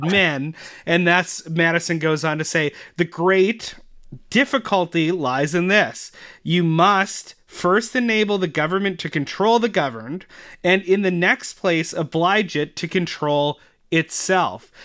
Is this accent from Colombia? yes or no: no; Canada; as actual Canadian citizens